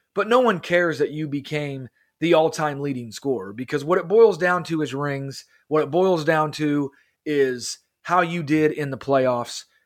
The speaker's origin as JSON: {"language": "English", "town": "Kansas City", "region": "Missouri", "country": "United States", "said": "we're both from Kansas City, and I don't really like the Missouri team, and we both live in Missouri"}